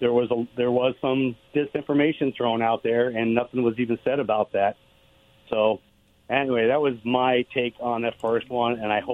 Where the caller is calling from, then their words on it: Richland, Washington, United States; Hey, guys, it's … from Richland.